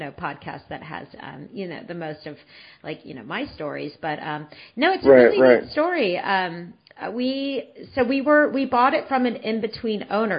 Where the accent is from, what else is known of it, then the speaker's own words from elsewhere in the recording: San Francisco, California, United States; I grew up in the Bay Area. I grew up in San Francisco.